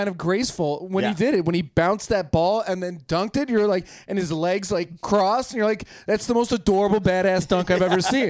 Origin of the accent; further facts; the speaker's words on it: Chicago, Illinois, United States; moved away as an adult; now in Los Angeles, United States; I'm originally from Chicago. I've lived in L.A. for almost, God, 15 years now, going on 15 years.